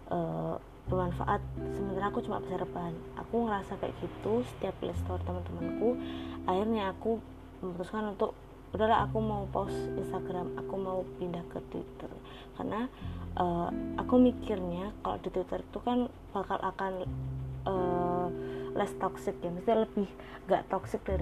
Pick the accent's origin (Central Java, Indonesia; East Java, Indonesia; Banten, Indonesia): Central Java, Indonesia; Surakarta; masuk ke Indonesia apalagi ke Solo ke kotaku yang uh, notabene Solo itu adalah kota pertama yang mencanangkan kejadian luar biasa corona gitu di Indonesia